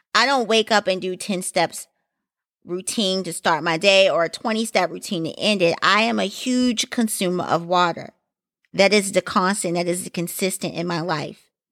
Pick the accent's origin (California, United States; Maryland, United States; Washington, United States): Maryland, United States; Baltimore; I am from Maryland, and Baltimore, to be exact